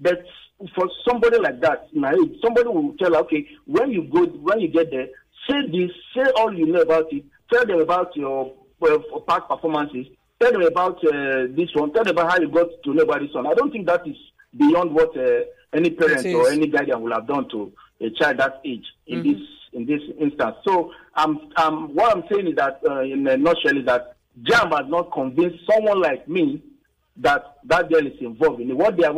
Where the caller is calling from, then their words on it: Ikoyi, Lagos, Nigeria; I'm calling from Ikoyi.